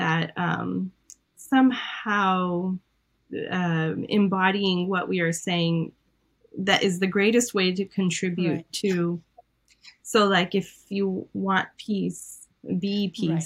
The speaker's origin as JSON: {"language": "English", "country": "Iran", "tie": "born or raised there", "said": "I'm Armenian from Iran, so I was raised with a lot of different beliefs"}